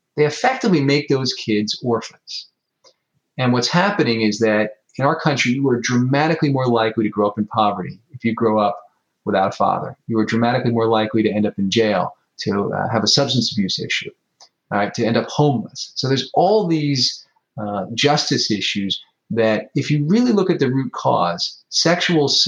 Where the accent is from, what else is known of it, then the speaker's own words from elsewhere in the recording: United States; as an American